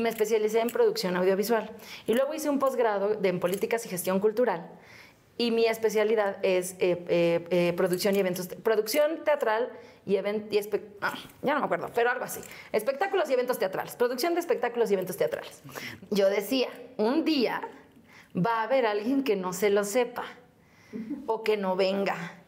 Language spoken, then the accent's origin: Spanish; Mexico City, Mexico; de aquí, de México. De Xochimilco.